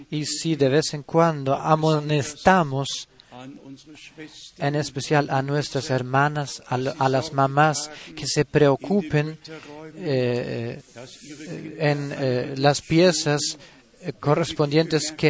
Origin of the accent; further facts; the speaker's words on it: Sheffield, Yorkshire and the Humber, United Kingdom; soy de Inglaterra, Sheffield y los saludo